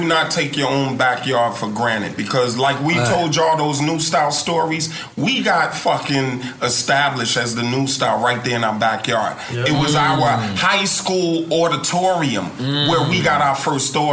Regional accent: New Jersey, United States; We're from Jersey.

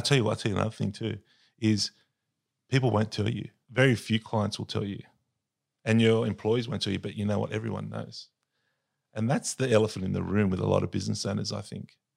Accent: Sydney, New South Wales, Australia; I was born and raised in Sydney

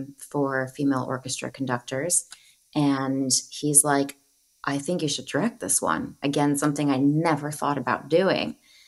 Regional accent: Arizona, United States; moved away as an adult; now in Los Angeles, United States; I'm originally from Arizona. My father's side came up from Mexico, settled in Arizona. My mom's side were mountain people of Virginia for generations. And I'm a product of both cultures, grew up in both cultures.

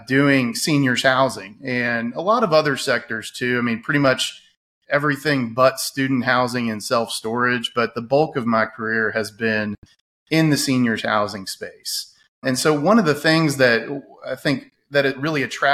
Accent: Winter Park, Florida, United States; moved away as an adult; now in Louisville, United States; Originally, I'm from the Orlando area, a little town called Winter Park

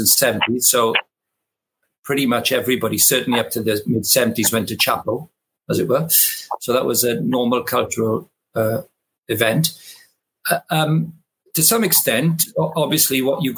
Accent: Llanelli, Wales, United Kingdom; accent: Welsh; I grew up in South West Wales, a great town called Llanelli

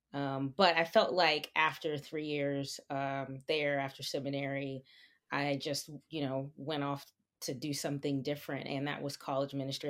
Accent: New Jersey, United States; moved away as an adult; also born or lived in New York; now in Pennsylvania, United States; was raised in New Jersey, and, um, and so I feel like my roots are there

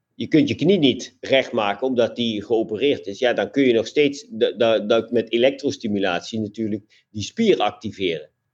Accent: Limburg, Netherlands; als ik vanuit eh, mijn, mijn, eh, mijn geboorteplaats eh, te hard fiets, dan zit ik al in Duitsland

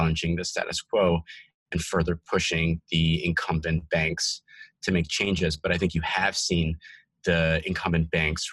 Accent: New Jersey, United States; also born or lived in Bronx, New York City / Portland, Oregon; raised in New York City and in New Jersey, where I had most of my childhood and grew up and went to high school.

